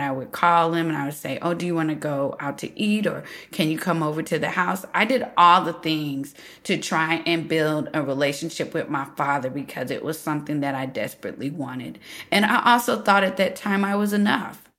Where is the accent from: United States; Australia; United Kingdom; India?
United States; here I am, American